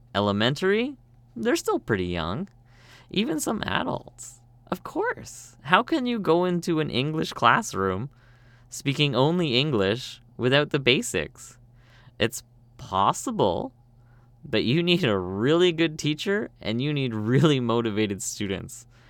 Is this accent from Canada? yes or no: yes; Canada; moved away as an adult; now in South Korea; I'm from Canada, but I speak Korean.